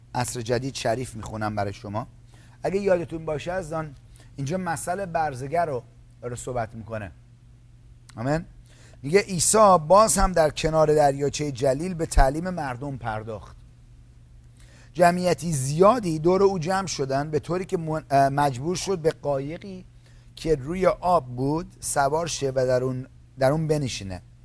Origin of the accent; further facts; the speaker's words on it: Iran; من از ایرانی هستم ما از همون جایی که شما اومدید منم اومدم